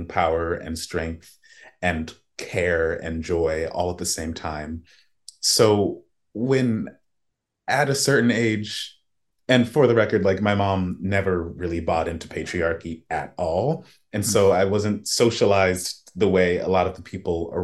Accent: Tallahassee, Florida, United States; I was born in Florida and an immigrants' village in Tallahassee

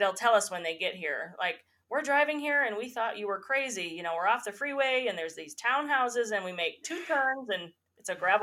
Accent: United States; I grew up in Tioga County

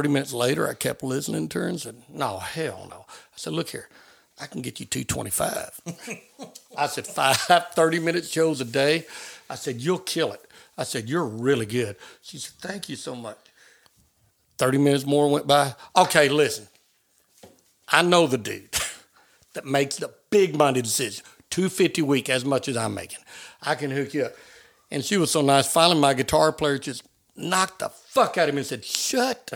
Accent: Arkansas, United States; Growing up in Arkansas

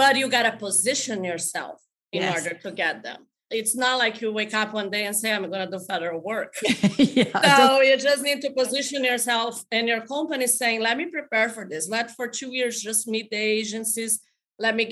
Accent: Brazil; moved away as an adult; also born or lived in Florida; now in United States; I'm originally from Brazil. I came here, I was 20 years old.

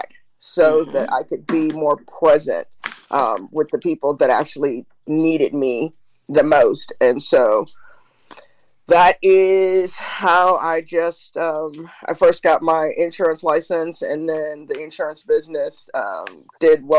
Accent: Ohio, United States; I was raised in Ohio, but all my mom's people are from Alabama

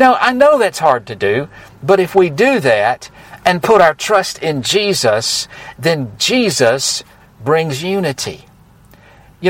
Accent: United States; I am American to the bone

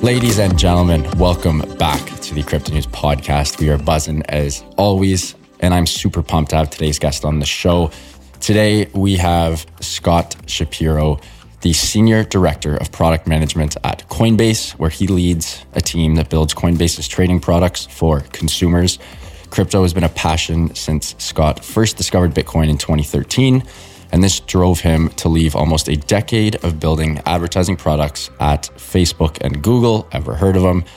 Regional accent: Toronto, Ontario, Canada; I was born and raised in Toronto

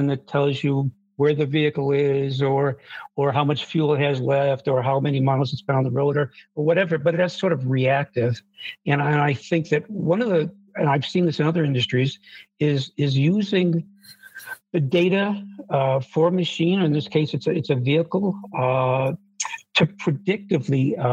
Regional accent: Buffalo, New York, United States; I grew up in Buffalo, New York, and it's known for snowstorms

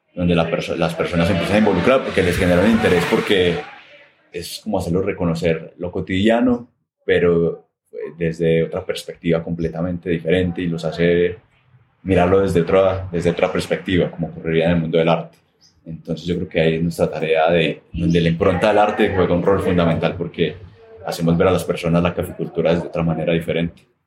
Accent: Armenia, Quindío, Colombia; Yo nací en Armenia, Armenia Quindío, en 1988, ¿cierto? Eso todavía era un espacio muy rural en su mayoría. Y eso me permitió también crecer en un barrio residencial tradicional de Armenia

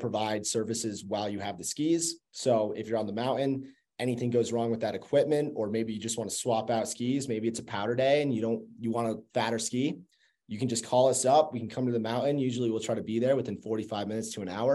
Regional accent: Burlington, Vermont, United States; moved away as an adult; I'm originally from Burlington, Vermont. Grew up skiing, been skiing since I was 2 years old. Moved out here for college back in 2014 and just never went back

